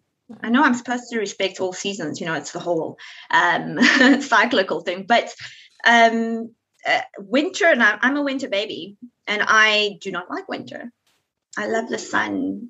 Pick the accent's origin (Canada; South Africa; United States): South Africa; Cape Town, Western Cape; now in Johannesburg, South Africa; I'm actually from Cape Town, so that's, you know, the bottom end sort of, and the weather's very different there. It's coastal. So I've moved to Johannesburg